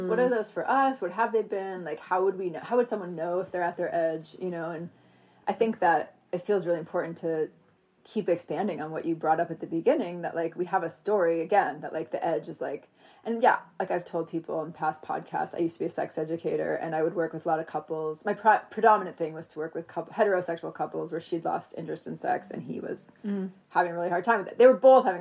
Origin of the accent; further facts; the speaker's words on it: Vermont, United States; moved away; I grew up in Vermont, like, in my little Vermont town